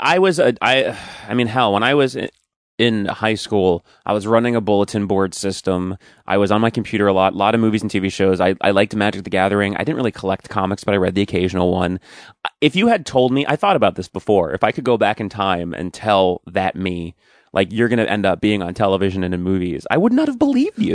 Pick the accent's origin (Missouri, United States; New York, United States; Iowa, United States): New York, United States; Commack, near Smithtown, Long Island; I was born in Long Island. Uh, well, I, technically, I think I was born in, like, Mount Sinai Hospital or something, but, um, I grew up in Quorum, which is near Smithtown